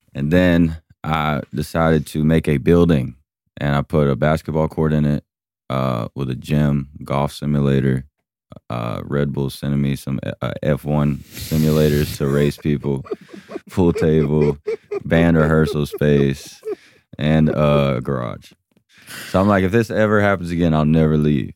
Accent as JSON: {"language": "English", "region": "Georgia", "country": "United States", "said": "my hometown"}